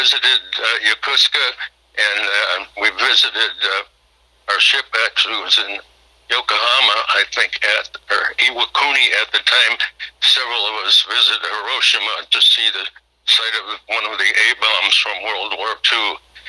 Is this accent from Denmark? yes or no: no; Midwest, United States; well, I'm from the Midwest, and I've been on the West Coast on the ship and seen a lot of the world.